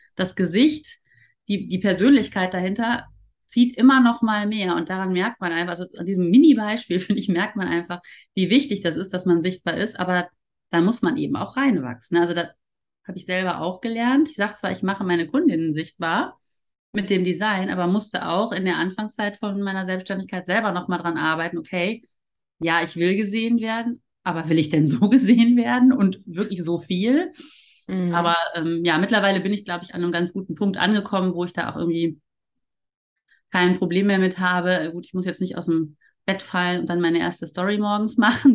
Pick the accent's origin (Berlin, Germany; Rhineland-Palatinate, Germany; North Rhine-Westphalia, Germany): North Rhine-Westphalia, Germany; Ruhr area; also born or lived in Cologne; ich komme tatsächlich ja auch aus dem Ruhrpott